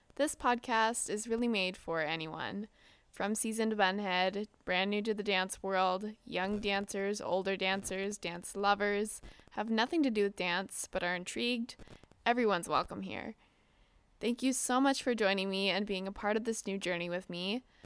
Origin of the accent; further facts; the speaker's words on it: Southern California, United States; I'm from Southern California